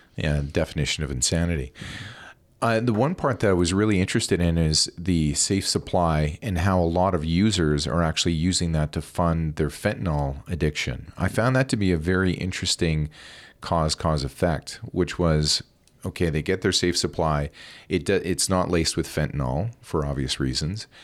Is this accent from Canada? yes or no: yes; Alberta, Canada; now in British Columbia, Canada; I'm from Alberta